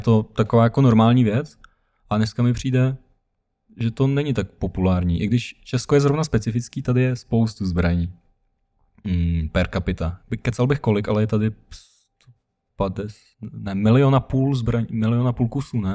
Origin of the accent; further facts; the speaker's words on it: Ukraine; now in Czech Republic; pocházím z Ukrajiny